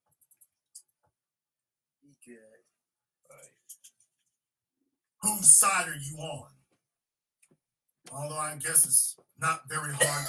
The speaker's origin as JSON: {"language": "English", "town": "Shreveport", "region": "Louisiana", "country": "United States", "tie": "born or raised there", "said": "I was born and raised in Shreveport, Louisiana"}